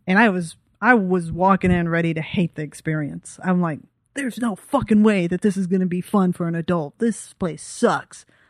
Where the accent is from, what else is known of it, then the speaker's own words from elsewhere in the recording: Texas, United States; also born or lived in Belgium; I'm from Texas